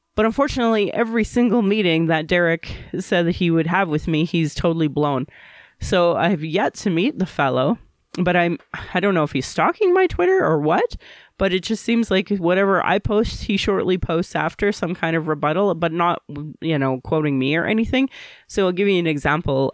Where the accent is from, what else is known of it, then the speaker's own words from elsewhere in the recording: Calgary, Alberta, Canada; I was born in Calgary